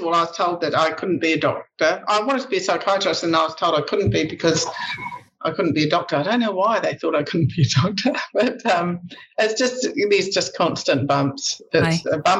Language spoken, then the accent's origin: English; Tokoroa, Waikato, New Zealand; moved away; also born or lived in Northland; I was also brought up in Tokoroa